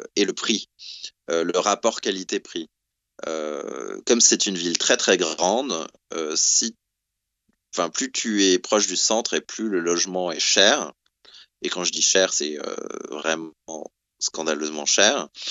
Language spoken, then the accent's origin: French; the South, southern France, France; moved away as an adult; also born or lived in Paris / Brussels; now in London, United Kingdom; j'ai grandi en France